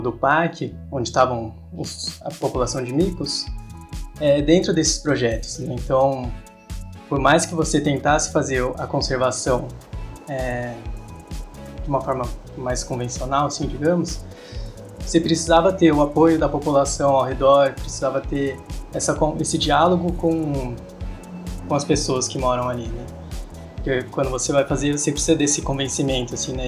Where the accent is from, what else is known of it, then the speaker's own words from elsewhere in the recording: Bragança Paulista, São Paulo, Brazil; moved away as an adult; now in São Carlos, Brazil; Eu sou de Bragança Paulista, então morei muito tempo ali na região do Sistema Cantareira